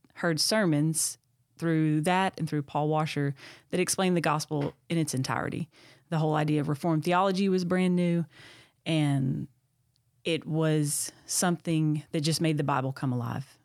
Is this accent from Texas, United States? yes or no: yes; Texas, United States; moved away as an adult; also born or lived in Tennessee; born and raised in Texas.